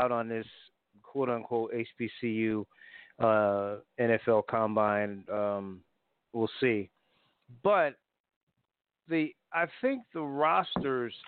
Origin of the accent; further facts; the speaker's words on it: Connecticut, United States; moved away; I grew up in Connecticut, so I knew hockey too